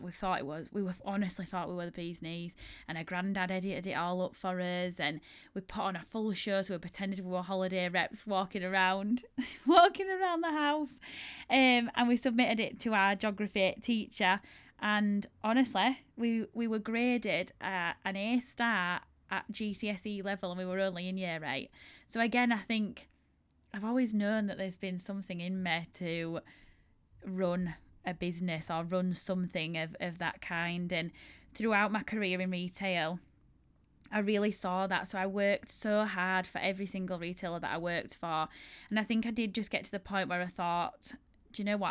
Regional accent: Yorkshire and the Humber, United Kingdom; accent: strong Yorkshire; my strong Yorkshire accent

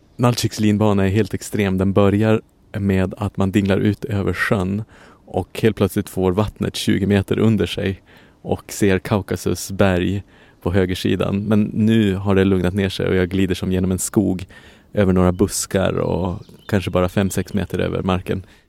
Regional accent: Sweden; moved away as an adult; now in Brussels, Belgium; jag är uppvuxen i Sverige

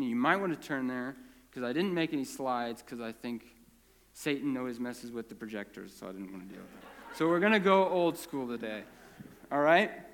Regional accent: Prineville, Oregon, United States; born or raised there; also born or lived in California

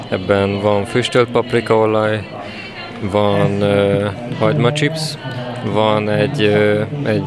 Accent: Veszprém, Veszprém County, Hungary; moved away as an adult; also born or lived in Budapest; Veszprémi születésű vagyok

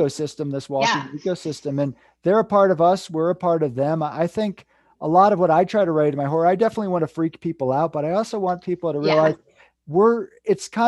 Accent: Northeast, United States; moved away; I come from Lyme disease capital back in the Northeast

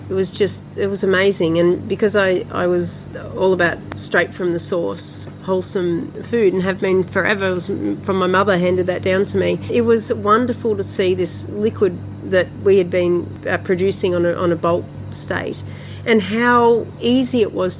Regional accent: Bermagui, New South Wales, Australia; Bermagui. Oh. Not so city, well, bigger than Toowa.

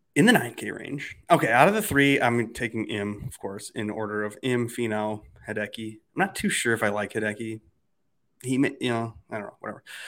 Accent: Minnesota, United States; it's the Gopher State. That's my home state.

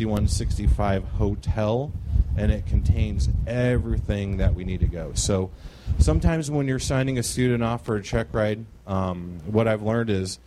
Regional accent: Quincy, Illinois, United States; I am from Quincy, Illinois

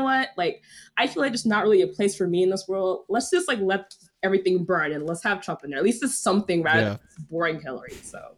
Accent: Delaware, United States; I grew up in Delaware. I know. I grew up in Delaware.

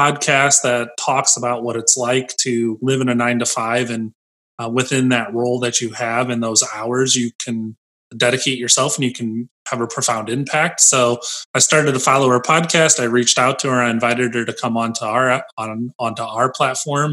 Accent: United States; I grew up near Lake Michigan Lakeshore, and the dunes was always accessible to me

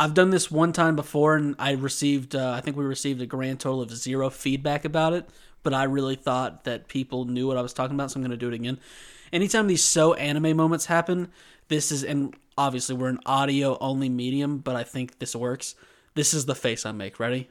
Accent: United States; We are two American dudes

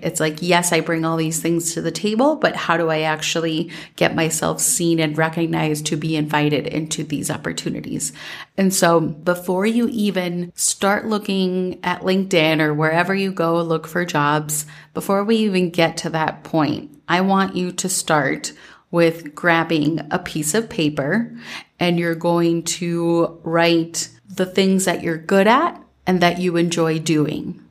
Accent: Minnesota, United States; growing up in Minnesota

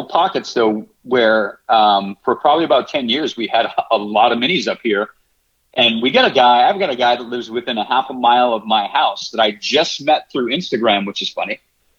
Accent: Lowell, Massachusetts, United States; I grew up in Lowell, Massachusetts

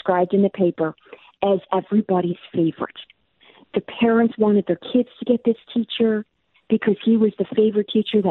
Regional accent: Illinois, United States; my home state of Illinois

